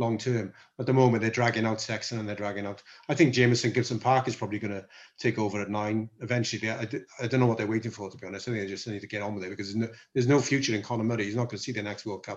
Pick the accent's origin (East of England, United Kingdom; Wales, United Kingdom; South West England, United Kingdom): Wales, United Kingdom; Welsh; we're both Welsh